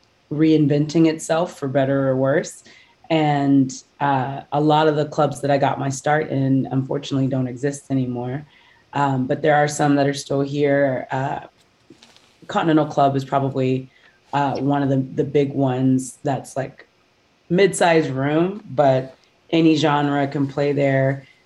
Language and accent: English; Houston, Texas, United States; So I grew up in Houston, Texas, and I've been singing since I was 5 years old. I started off in the church and then went to school choirs and did competitive choirs all through school.